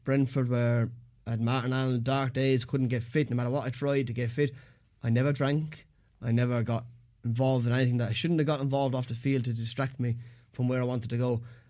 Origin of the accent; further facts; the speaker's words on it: Waterford, Munster, Ireland; I'm from Waterford.